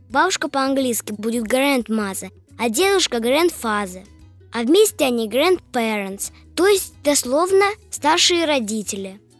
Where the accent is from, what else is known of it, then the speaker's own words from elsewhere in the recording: Moscow, Russia; I am eight. Мне 8 лет. I am from Moscow. Я из Москвы.